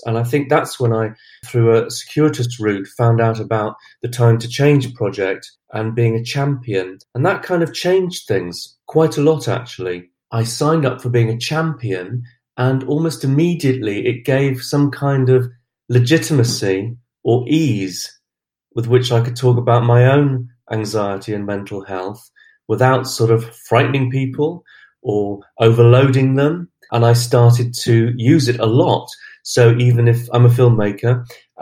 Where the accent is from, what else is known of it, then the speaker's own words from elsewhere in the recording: Glastonbury, South West England, United Kingdom; I'm from Glastonbury in Somerset. I've lived in Somerset all my life.